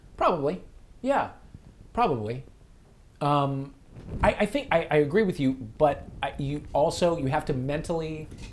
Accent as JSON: {"language": "English", "town": "St. Louis", "region": "Missouri", "country": "United States", "tie": "born or raised there", "said": "we lived in St. Louis"}